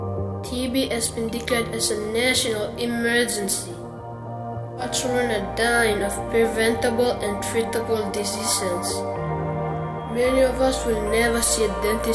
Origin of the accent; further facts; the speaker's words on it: Papua New Guinea; I come from Papua New Guinea. I love my country